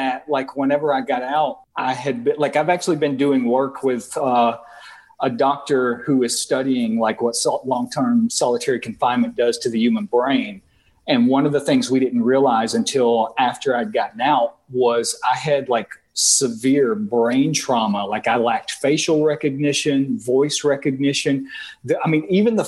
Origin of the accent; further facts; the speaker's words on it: the South, United States; now in New Orleans, United States; growing up in the South